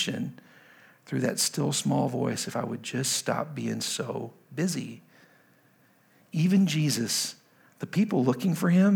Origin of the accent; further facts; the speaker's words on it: Lubbock, Texas, United States; now in Washington, D.C., United States; I'm from Lubbock, Texas originally